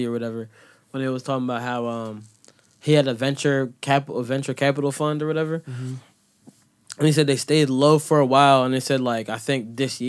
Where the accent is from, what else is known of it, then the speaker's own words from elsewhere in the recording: Philadelphia, Pennsylvania, United States; I grew up in Philadelphia